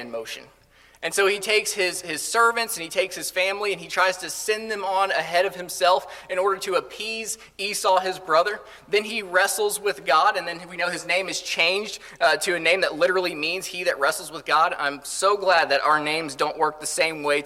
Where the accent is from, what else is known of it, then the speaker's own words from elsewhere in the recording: Colorado, United States; moved away; I grew up in Colorado for the most part